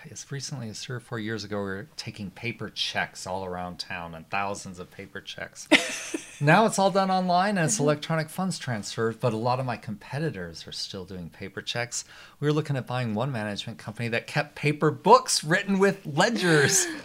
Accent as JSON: {"language": "English", "town": "Arvada", "region": "Colorado", "country": "United States", "tie": "born or raised there", "said": "I grew up in Arvada."}